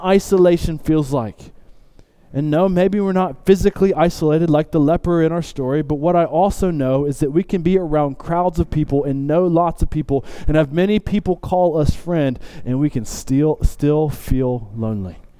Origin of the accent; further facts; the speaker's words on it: the South, United States; I grew up in the South